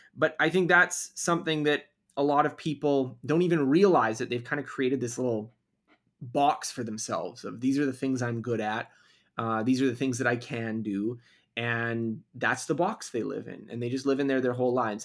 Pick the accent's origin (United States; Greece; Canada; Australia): Canada; I'm Canadian, so we did do a little bit of French instruction in school